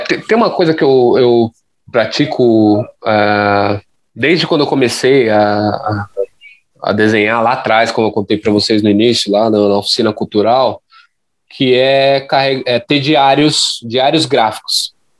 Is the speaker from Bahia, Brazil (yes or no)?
no; São Paulo, Brazil; eu sou da, da zona leste de São Paulo